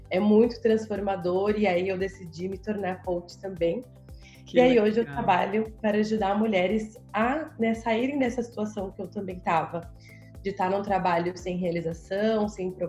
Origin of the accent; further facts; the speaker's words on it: São Paulo, Brazil; eu sou de São Paulo, então aqui também assim é uma correria muito grande